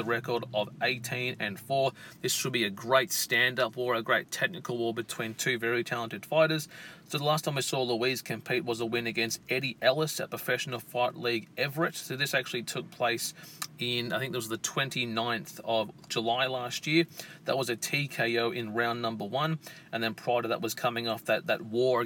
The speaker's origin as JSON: {"language": "English", "country": "Australia", "said": "here in my home country of Australia"}